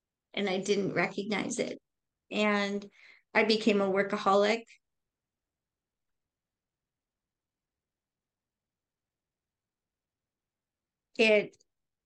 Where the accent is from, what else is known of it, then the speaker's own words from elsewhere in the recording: Racine, Wisconsin, United States; I grew up in Racine, Wisconsin